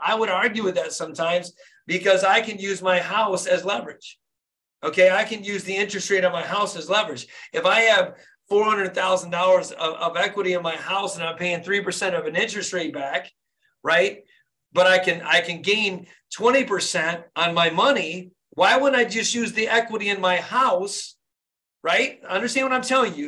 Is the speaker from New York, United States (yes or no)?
no; Flint, Michigan, United States; born and raised in Flint, Michigan.